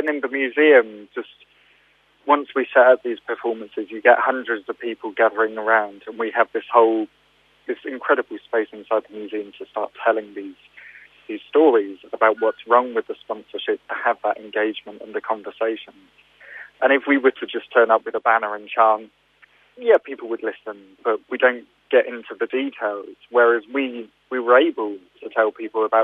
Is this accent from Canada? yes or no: no; United Kingdom; we're British people